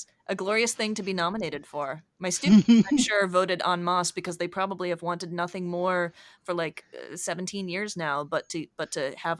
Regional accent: Canada; yes, yes, yes, we're Canadian. We're supposed to be the really nice ones.

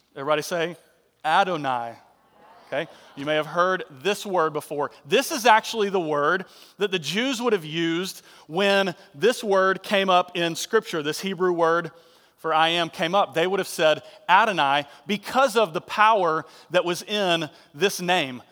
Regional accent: Marietta, Georgia, United States; Johnson Ferry Baptist Church over in Marietta, and he was like, uh, associate pastor, and everybody knew my dad growing up

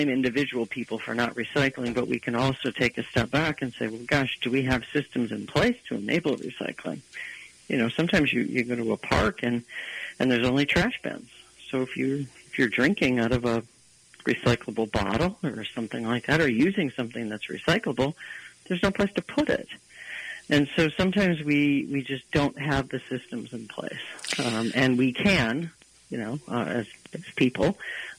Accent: Detroit, Michigan, United States; growing up in the Detroit metro area

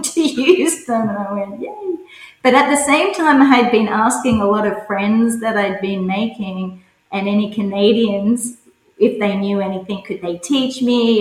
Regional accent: Cowra, New South Wales, Australia; also born or lived in Sydney; now in Brisbane, Australia; I was born in Sydney, but my parents decided to move to the country, which uh, to Cowra, which is a small country town about four hours west of Sydney, and where we were raised on farms

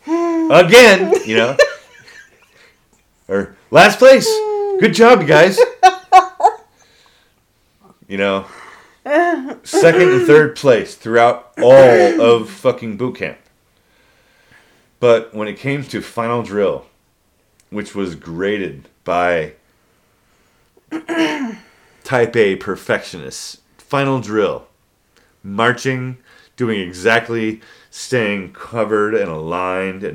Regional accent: Pacific Northwest, United States; moved away as an adult; I came from the Pacific Northwest. We're surrounded by water, basically

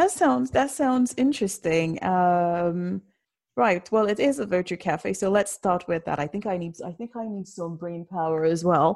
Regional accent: London, United Kingdom; I'm from South London.

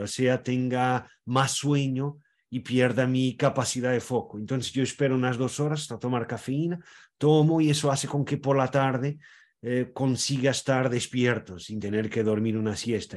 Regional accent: Portugal; yo soy portugués, tengo orígenes en varias partes de Portugal, pero también e, en España, en Galicia, en Cataluña

